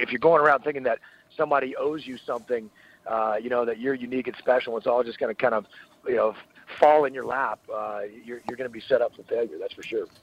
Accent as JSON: {"language": "English", "area": "Piney Woods", "region": "southeast Texas", "country": "United States", "tie": "born or raised there", "also_born_or_lived": "Annapolis, Maryland / San Diego, California", "moved": "as an adult", "said": "I am from deep southeast Texas, what we call the Piney Woods"}